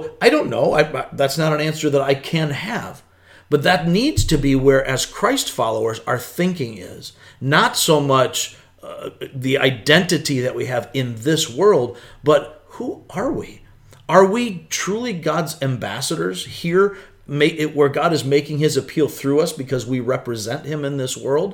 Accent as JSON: {"language": "English", "country": "United States", "said": "I see myself as first and foremost an American"}